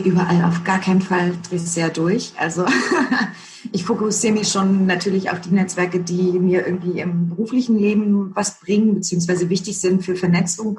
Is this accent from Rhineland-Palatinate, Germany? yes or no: no; Berlin, Germany; accent: Berlinish; also born or lived in East Germany (born); Aufgewachsen bin ich eigentlich tatsächlich in, im Westteil von Berlin